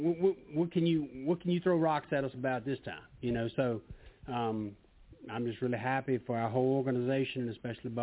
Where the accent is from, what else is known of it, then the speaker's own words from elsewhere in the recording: United States; I'm an American, and I love being American